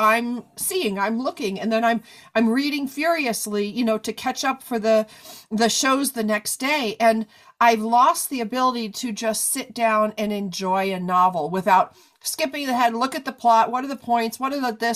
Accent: New York, United States; I'm a New Yorker.

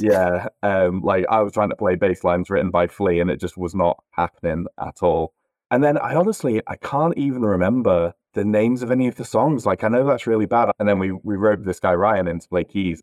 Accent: Northamptonshire, East Midlands, United Kingdom; born or raised there; moved away as an adult; also born or lived in north of England

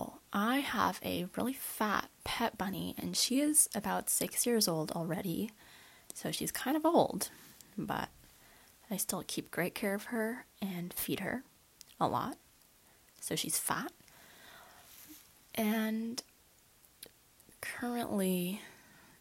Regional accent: Bay Area, California, United States; I was born in California, more specifically in the Bay Area location. Obviously, I'm a basic Bay Area girl, and currently I'm a high school student

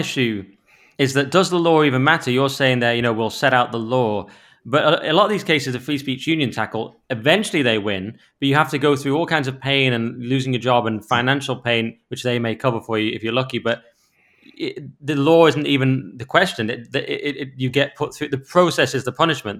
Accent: Cumbria, North West England, United Kingdom; I'm from Cumbria.

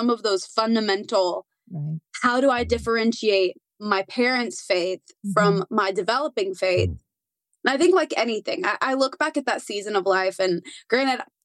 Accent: Nashville, Tennessee, United States; I am a born and raised Nashvillean.

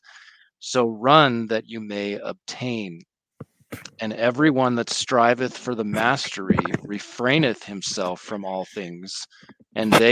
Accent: United States; as an American

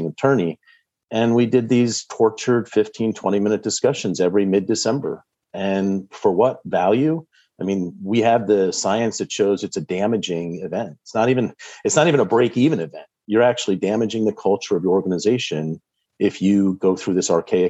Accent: Vermont, United States; also born or lived in Boston, Massachusetts; now in Medfield, United States; Born and raised in Vermont, so I've got New England roots.

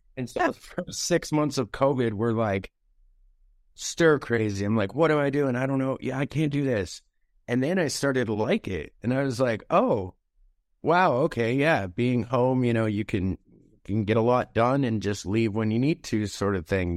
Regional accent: Anchorage, Alaska, United States; that's home

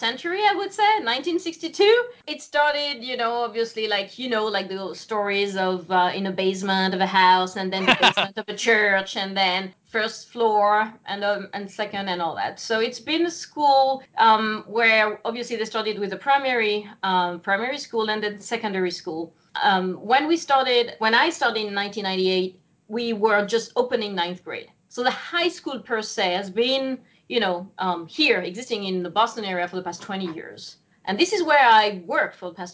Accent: Auvergne-Rhône-Alpes, France; English is a second language; moved away as an adult; also born or lived in Lyon; now in United States; I'm from a very small village between Lyon and Saint-Étienne. It's a small village, 700 inhabitants. I just grew up there

